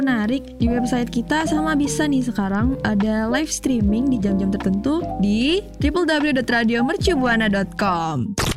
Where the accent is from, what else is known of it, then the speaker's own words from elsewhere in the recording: Jakarta, Indonesia; gue dari Jakarta dari Betawi